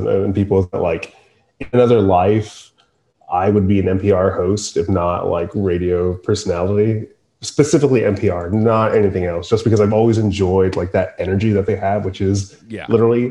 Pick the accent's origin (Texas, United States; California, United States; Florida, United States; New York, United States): Texas, United States; Mission; also born or lived in McAllen, Texas; I grew up in Mission